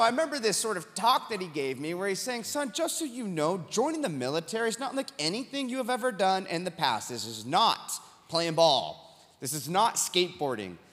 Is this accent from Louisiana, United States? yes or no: no; Huntington Beach, California, United States; from Huntington Beach, California, my hometown